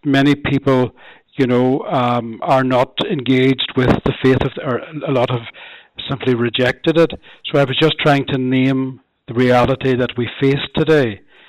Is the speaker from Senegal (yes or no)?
no; Donegal, Ulster, Ireland; also born or lived in Belfast; I'm uprooting from Donegal and from my family and friends there. For the last 2.5 years, I've been a parish priest in South Donegal. Now, previous to that, I spent 19 years in Belfast, teaching in St Mary's University College there.